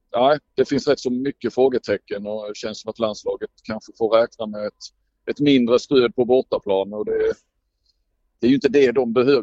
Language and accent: Swedish; Sweden; jag var svensk